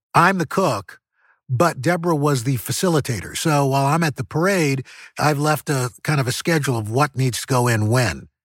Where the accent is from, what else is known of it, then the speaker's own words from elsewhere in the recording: New York City, New York, United States; growing up in New York City